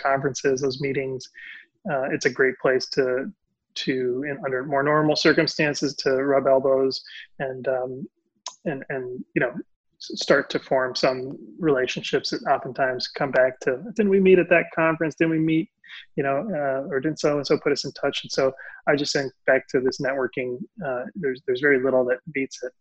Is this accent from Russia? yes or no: no; Puerto Rico; Puerto Rican, Latino, bilingual